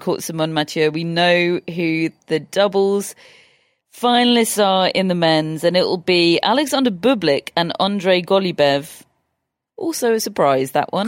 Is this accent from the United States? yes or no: no; England, United Kingdom; we're English